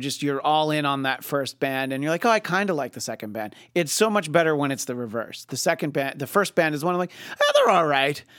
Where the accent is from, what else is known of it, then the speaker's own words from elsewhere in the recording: New York, United States; where I grew up in New York State is very rural